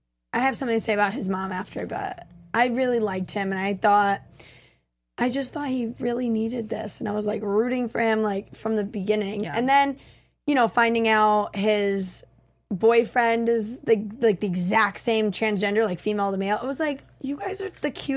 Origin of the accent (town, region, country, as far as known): Connecticut, United States